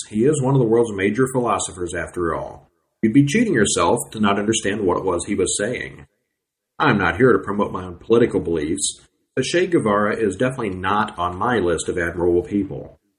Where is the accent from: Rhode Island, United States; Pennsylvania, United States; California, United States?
California, United States; born there; now in Texas, United States; I was born in California. Now I live in Texas, so as you can guess, I get no gain here in Texas.